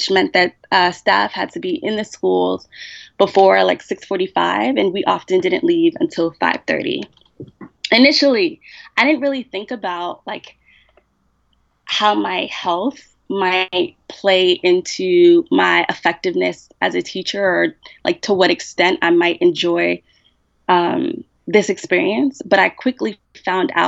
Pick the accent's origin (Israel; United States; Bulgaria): United States; I'm Black American